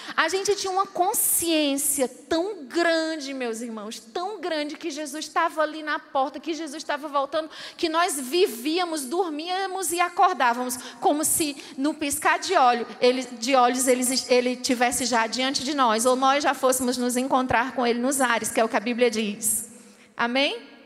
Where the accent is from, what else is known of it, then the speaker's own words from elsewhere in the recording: Fortaleza, Ceará, Brazil; moved away as an adult; now in Angola; eu lembro quando eu era adolescente lá em Fortaleza